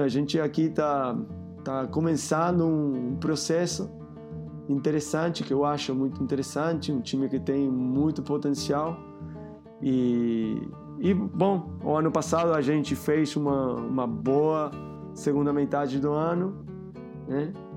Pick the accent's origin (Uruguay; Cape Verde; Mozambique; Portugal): Uruguay; Portuguese is a second language; moved away as an adult; also born or lived in Barcelona, Spain; now in Rio de Janeiro, Brazil; Eu sou uruguaio, mas eu morei muitos anos lá em Barcelona, né? 15 anos